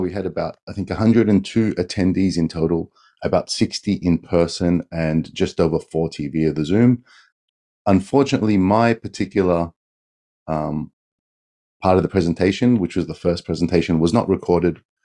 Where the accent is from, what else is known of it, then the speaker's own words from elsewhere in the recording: Australia; moved away as an adult; now in Tokyo, Japan; I've been in Japan for twenty years. I'm an Australian.